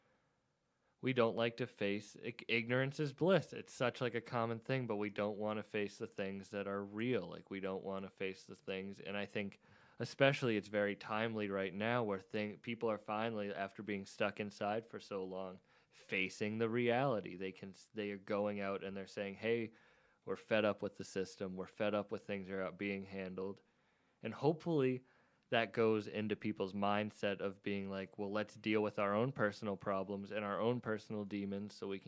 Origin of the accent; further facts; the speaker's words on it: Cape Cod, Massachusetts, United States; we're from the Cape. We don't live close to a lot of mics